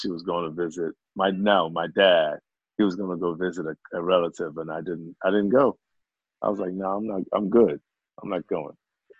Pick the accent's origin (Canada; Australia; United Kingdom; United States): United Kingdom; England; accent: British; British accent, you know, which also threw people off. They were like, where you from, man? I said, I'm from England.